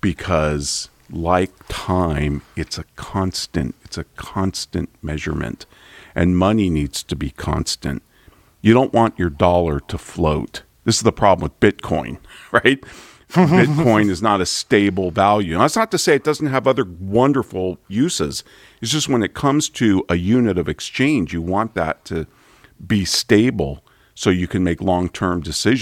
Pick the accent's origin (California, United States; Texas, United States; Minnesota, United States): California, United States; Santa Rosa; I grew up in Santa Rosa, which is where Charles Schulz was from, the creator of Peanuts.